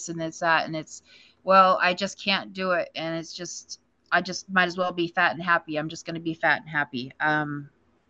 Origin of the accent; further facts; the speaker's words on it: Powell, Wyoming, United States; I live in Powell, Wyoming. I've been here in Powell since I was a freshman in high school. You know, this is my hometown. This is where I'm from.